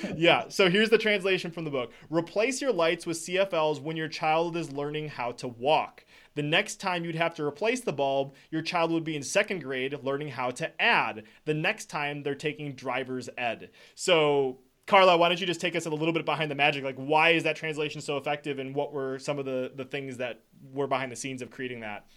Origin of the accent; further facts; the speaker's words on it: Wisconsin, United States; I'm from Wisconsin